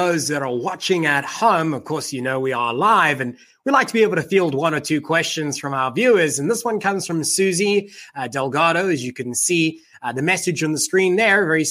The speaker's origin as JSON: {"language": "English", "country": "South Africa", "tie": "born or raised there", "moved": "as an adult", "lives_now": "United States", "said": "being born and growing up in South Africa"}